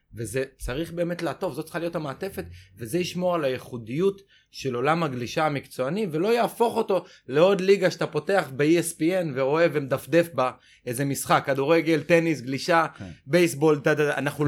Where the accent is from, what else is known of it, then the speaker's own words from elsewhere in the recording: Israel; אני שגדלתי בחוף הכי קראודד בישראל באייטיז